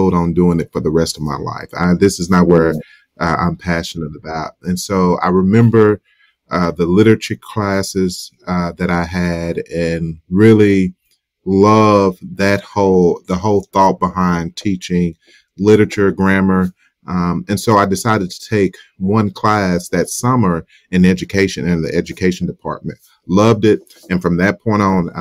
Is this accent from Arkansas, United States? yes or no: yes; Southern Arkansas, United States; I grew up in Southern Arkansas